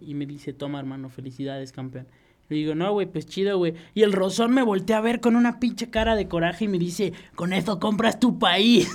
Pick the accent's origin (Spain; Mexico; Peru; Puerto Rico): Mexico; yo soy mexicano